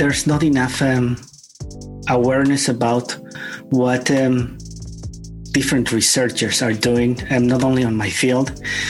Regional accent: Bolivia; also born or lived in United States / Cuba / Spain / Ireland; now in Belgium; Well, I am living here in Belgium. I'm happy to be here. I was born in Bolivia. I am Spanish Bolivian.

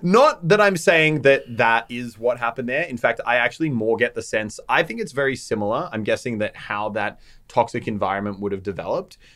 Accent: Australia; We are Australian

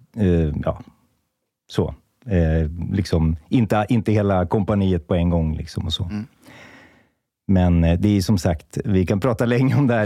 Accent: Märsta, Stockholm County, Sweden; jag är uppvuxen i Märsta

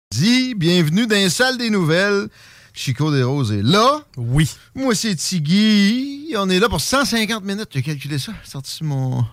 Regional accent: Lévis, Quebec, Canada; now in Quebec City, Canada; je m'ennuie un peu de mon South Shore natal

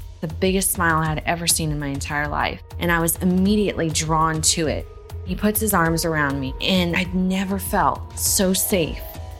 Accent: Fort Hood, Texas, United States; born or raised there; moved away as an adult; also born or lived in El Paso, Texas

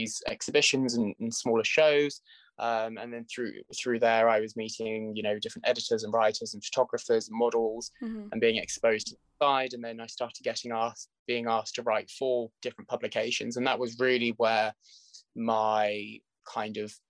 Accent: Norfolk, East of England, United Kingdom; moved away as an adult; now in London, United Kingdom; I'm originally from Norfolk, which is a county about an hour and a half, just under 2 hours actually, I'd say, which is where I grew up

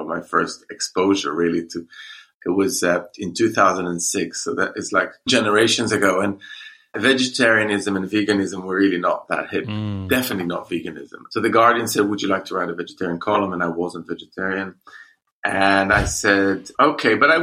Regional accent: Jerusalem, Jerusalem District, Israel; moved away as an adult; now in London, United Kingdom; I'm Jewish, and I grew up in Jerusalem

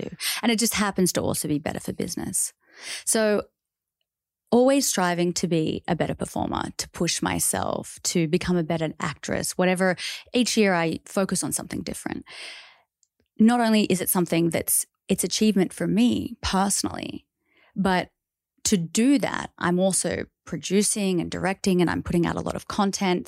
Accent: Australia; growing up as an Australian

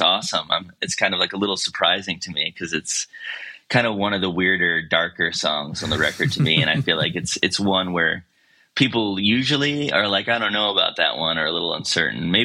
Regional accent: Baltimore County, Maryland, United States; moved away as an adult; now in Asheville, United States; I grew up in Baltimore County, you know, outside of the city

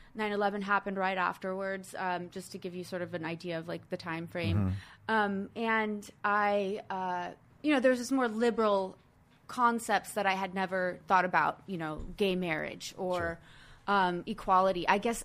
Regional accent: Arizona, United States; I grew up in Arizona. I grew up in many places all over the country and the world

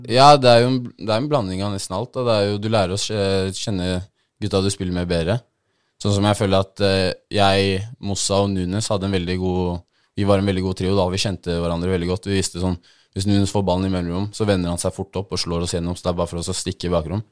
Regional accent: Oslo, Norway; also born or lived in Bodø; Jeg er fra Majorstuen

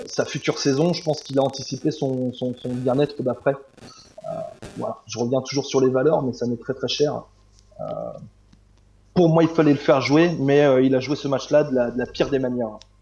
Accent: Normandy, France; je suis de Normandie

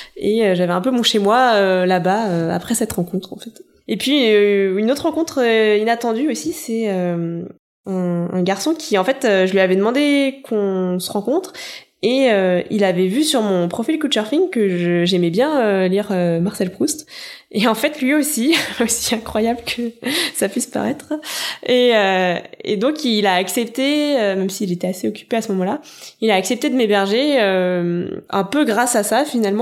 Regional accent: France; quand on est français

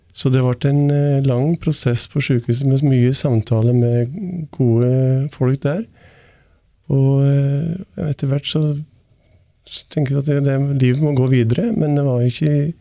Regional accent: Valdres, Innlandet, Norway; det er liksom Heimplassen min jeg er fra Valdres

